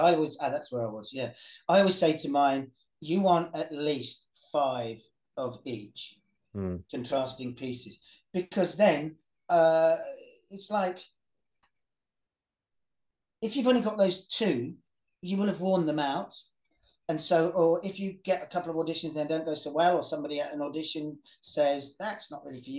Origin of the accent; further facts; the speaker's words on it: Welsh, Wales, United Kingdom; I'm Welsh